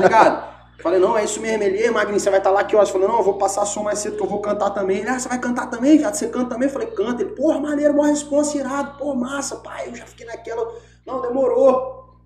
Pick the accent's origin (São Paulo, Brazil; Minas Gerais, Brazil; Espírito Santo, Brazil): Espírito Santo, Brazil; eu sou capixaba